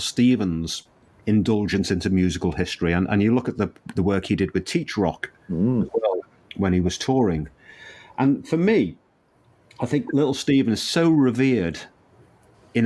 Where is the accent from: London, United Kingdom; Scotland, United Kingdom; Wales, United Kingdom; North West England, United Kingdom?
North West England, United Kingdom; Liverpool; I was born in Liverpool, and I used to walk down that street every day